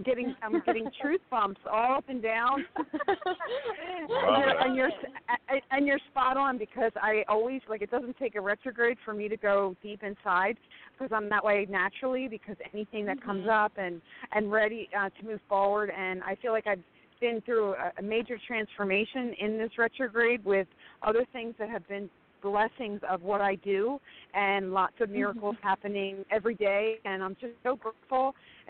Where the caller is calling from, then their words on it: San Diego, California, United States; I'm calling from San Diego.